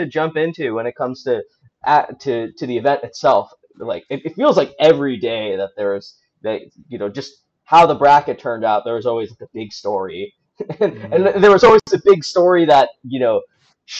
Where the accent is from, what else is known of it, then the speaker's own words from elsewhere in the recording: New England, United States; I come from New England, not particularly very diverse